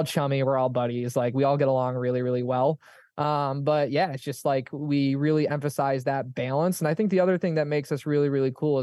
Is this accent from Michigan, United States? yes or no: yes; Michigan, United States; I have family and friends because I'm from Michigan